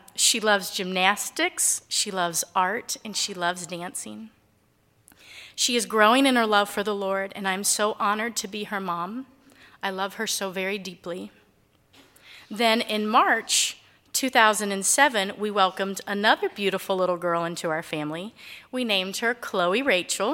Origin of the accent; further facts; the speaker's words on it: Cincinnati, Ohio, United States; I grew up in Cincinnati, Ohio. My childhood was filled with wonderful memories of family